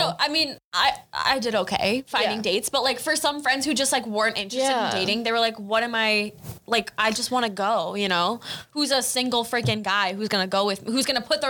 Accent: Chicago, Illinois, United States; Well, I'm from the South Side.

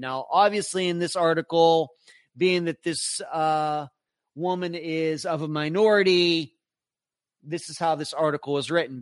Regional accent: Pennsylvania, United States; also born or lived in Nevada; now in Florida, United States; I grew up in Pennsylvania

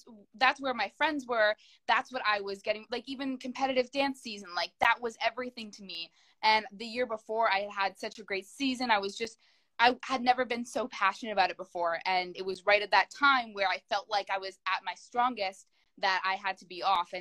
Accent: Canada; I am a Canadian actor and dancer

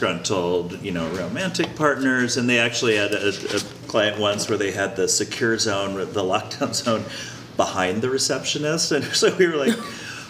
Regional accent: Colorado, United States; You know, I grew up in Colorado, and Columbine was one of my competing high schools

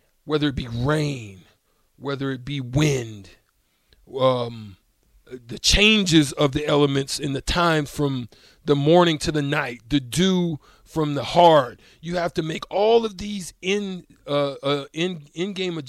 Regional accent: Auburn, Alabama, United States; I was born in Auburn

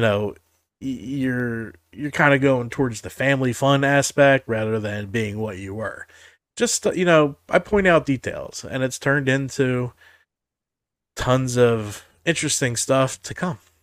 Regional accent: Jersey Shore, New Jersey, United States; I grew up on the Jersey Shore

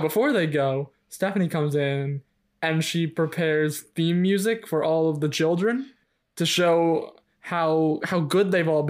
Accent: New Jersey, United States; It's through osmosis of living in New Jersey for most of our lives.

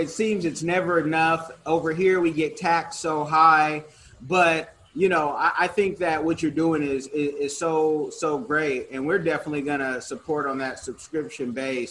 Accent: United States; I'm an American

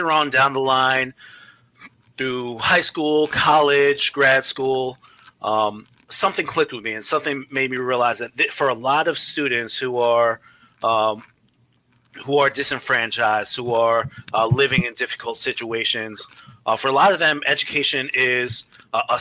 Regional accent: New York City, New York, United States; I grew up in New York City, New York City public schools

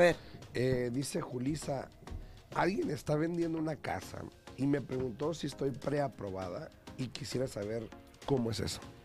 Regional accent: Mexico; now in United States; yo vengo de México

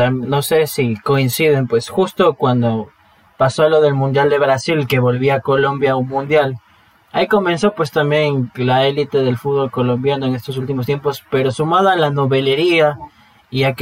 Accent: Ecuador; en un proceso más sencillo que lo que podemos llegar nosotros quizás como ecuatorianos.

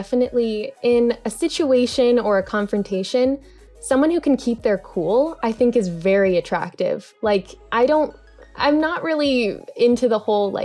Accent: Oahu, Hawaii, United States; moved away as an adult; also born or lived in Los Angeles; I was born and raised on Oahu, Hawaii

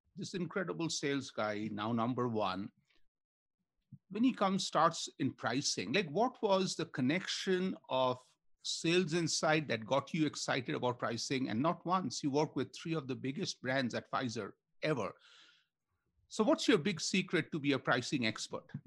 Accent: India; moved away; I grew up in India

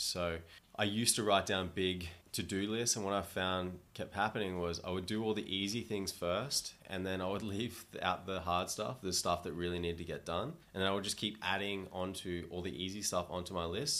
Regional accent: Gold Coast, Queensland, Australia; moved away as an adult; also born or lived in Toronto, Canada; now in Thailand; I grew up on the Gold Coast in Australia, where it's sunny most of the time

